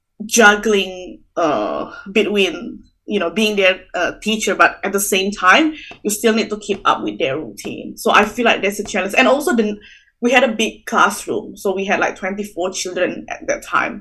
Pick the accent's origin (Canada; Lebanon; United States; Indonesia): Indonesia; moved away as an adult; now in Australia; I'm originally from Indonesia